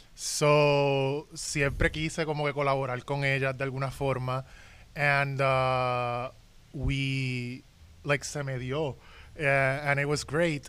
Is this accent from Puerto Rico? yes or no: yes; Puerto Rico; todos los puertorriqueños somos iguales